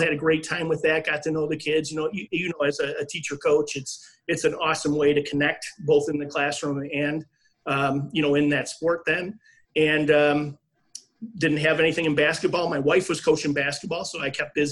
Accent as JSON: {"language": "English", "town": "Niagara Falls", "region": "New York", "country": "United States", "tie": "born or raised there", "also_born_or_lived": "River Forest, Illinois", "moved": "as an adult", "said": "I grew up in Niagara Falls, New York"}